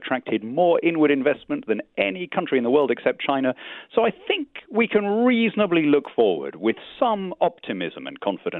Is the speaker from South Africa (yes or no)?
no; United Kingdom; I'm not a European. I'm a Brit.